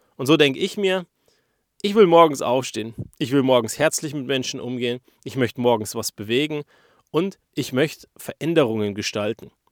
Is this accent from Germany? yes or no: yes; Germany; Wir als Deutsche, wir kennen das ja gar nicht